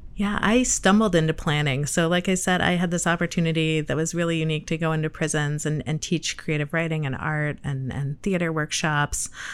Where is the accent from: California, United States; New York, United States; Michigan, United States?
Michigan, United States; moved away as an adult; also born or lived in Cleveland, Ohio; now in Chicago, United States; I am from Michigan